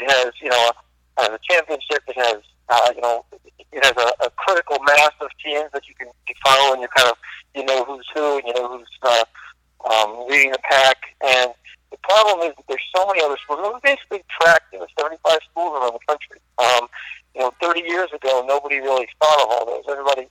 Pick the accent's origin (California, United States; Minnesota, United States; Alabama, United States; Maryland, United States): Maryland, United States; Silver Spring; moved away; I'm from Maryland, I grew up in Silver Spring, I went to Hebrew Academy down there.